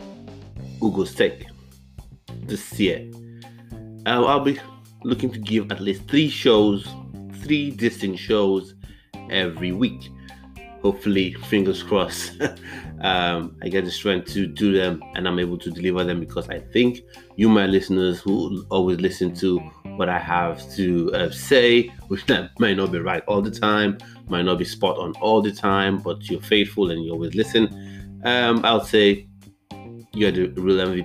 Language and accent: English; Nigeria; now in United Kingdom; I grew up, I was born in the UK, but I grew up in Nigeria.